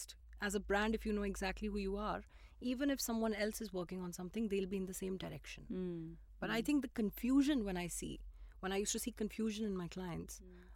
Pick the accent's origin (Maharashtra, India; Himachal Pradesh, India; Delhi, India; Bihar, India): Himachal Pradesh, India; Shimla; I was born in Shimla